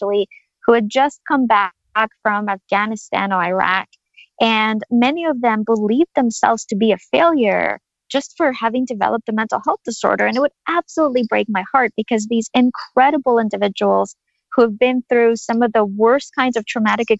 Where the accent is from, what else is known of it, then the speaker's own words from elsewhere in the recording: Ukraine; I was born and raised in Ukraine of the former Soviet Union